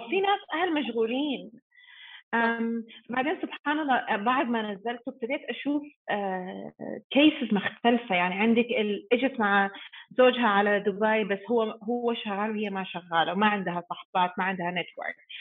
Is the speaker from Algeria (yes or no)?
no; New Zealand; Arabic is a second language; moved away as an adult; also born or lived in Sudan; now in Dubai, United Arab Emirates; انا مولوده في السودان بس متربيه في نيوزيلند